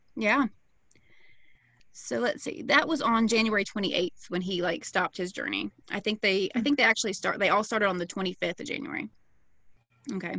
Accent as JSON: {"language": "English", "region": "the South", "country": "United States", "said": "I'm an American from the South."}